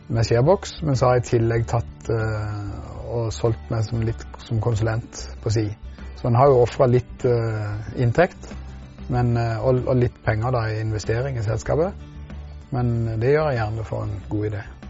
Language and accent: Norwegian; Grimstad, Agder, Norway; Jeg er fra Grimstad